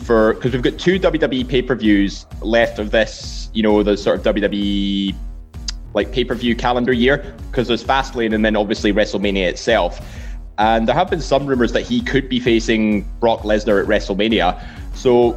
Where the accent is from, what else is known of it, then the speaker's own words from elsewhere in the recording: Scotland, United Kingdom; being Scottish